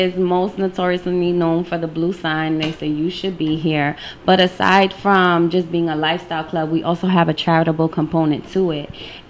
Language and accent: English; New York City, New York, United States; now in Connecticut, United States; I'm from the Bronx. Boogie down Bronx.